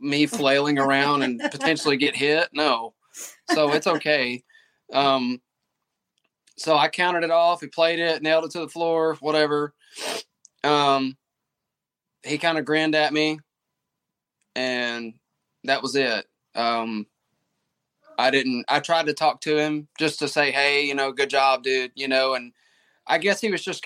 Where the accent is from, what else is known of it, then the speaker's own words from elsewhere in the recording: Mississippi, United States; I'm from Mississippi